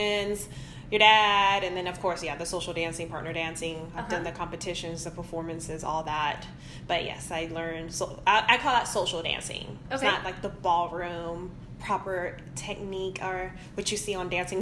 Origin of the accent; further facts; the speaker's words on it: Houston, Texas, United States; I'm from Houston, but my mom's from Puerto Rico, and I was raised in that culture